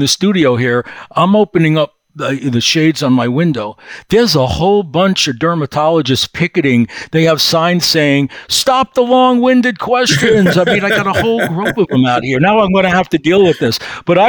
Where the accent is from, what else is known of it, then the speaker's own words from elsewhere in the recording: New York City, New York, United States; moved away; We're from Brooklyn.